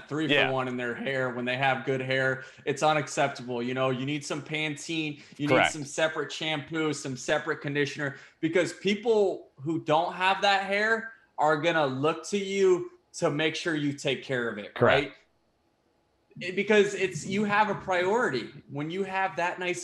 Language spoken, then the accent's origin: English; Tampa, Florida, United States; the Tampa Bay Rays is the team that I grew up rooting for